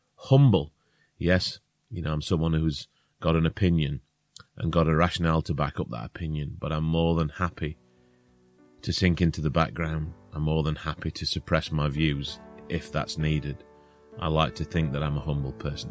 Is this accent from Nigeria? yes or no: no; Northern England, United Kingdom; accent: northern; If we have a northern accent